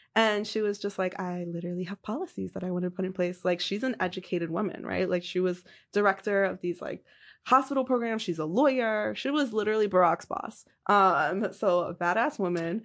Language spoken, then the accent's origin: English; New York City, New York, United States; born or raised there